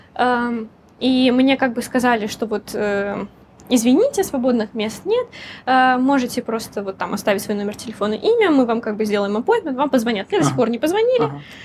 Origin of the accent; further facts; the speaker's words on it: Russia; moved away as an adult; now in Hong Kong; я из России